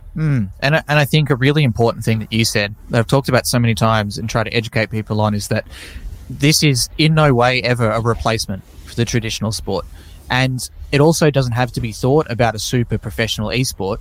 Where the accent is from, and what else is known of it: Tasmania, Australia; born or raised there